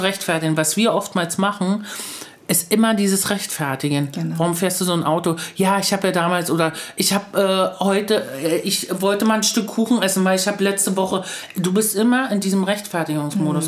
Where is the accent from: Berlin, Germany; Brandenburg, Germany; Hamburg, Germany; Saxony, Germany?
Brandenburg, Germany; Luckenwalde; ich komme aus Luckenmalde.